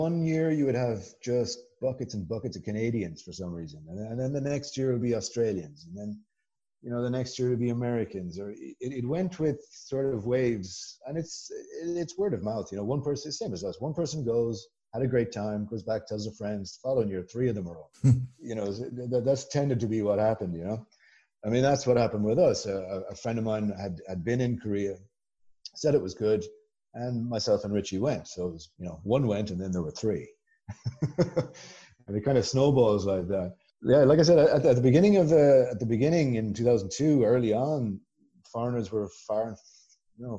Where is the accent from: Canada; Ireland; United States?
Ireland; Galway, Connacht; moved away as an adult; also born or lived in Guangzhou; I'm from Galway. It's the little you'd probably, you know, call it a town